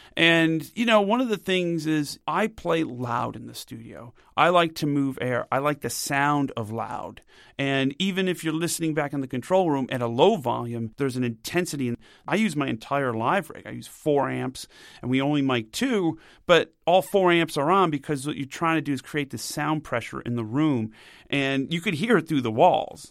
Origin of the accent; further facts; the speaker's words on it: United States; Being an American